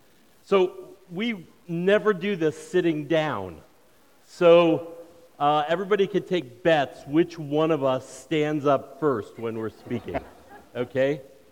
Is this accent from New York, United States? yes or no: yes; New York, United States; and I come from a Jewish background. I grew up in New York, and I'll talk a little bit more about that.